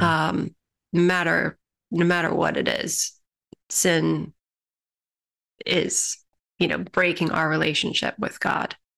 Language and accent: English; United States; as an American population